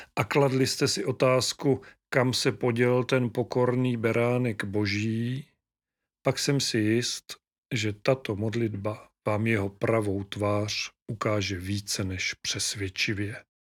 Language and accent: Czech; Moravia, Czechia; u nás na Moravě